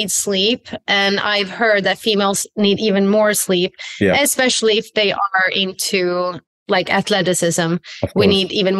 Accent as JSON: {"language": "English", "country": "Sweden", "tie": "born or raised there", "moved": "as an adult", "lives_now": "California, United States", "said": "I am originally from Sweden"}